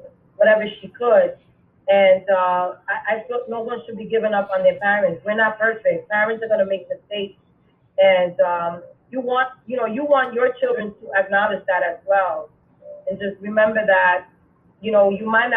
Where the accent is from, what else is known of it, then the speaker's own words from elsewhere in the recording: New York City, New York, United States; I was born and raised in the Boogie Down Bronx